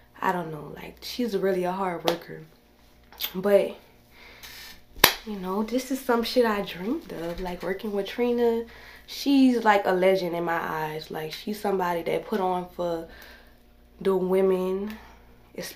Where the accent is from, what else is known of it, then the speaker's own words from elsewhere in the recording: New Orleans, Louisiana, United States; I'm from New Orleans, Louisiana